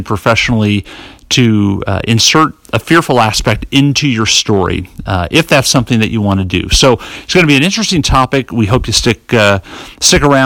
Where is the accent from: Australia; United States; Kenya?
United States; North Carolina; my home state of North Carolina